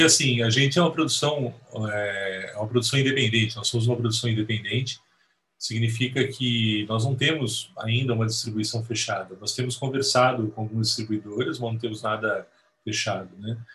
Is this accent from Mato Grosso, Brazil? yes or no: no; Santo André, São Paulo, Brazil; lá na galáxia distante de Santo André, que é onde eu nasci